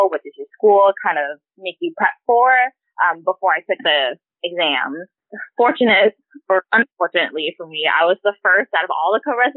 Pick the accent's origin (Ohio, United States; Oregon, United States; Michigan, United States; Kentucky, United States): Ohio, United States; Cincinnati; moved away as an adult; now in California, United States; I was born in Cincinnati, Ohio, so I'm not a California native. I was born and raised there in a little suburb town, a little bit outside of the city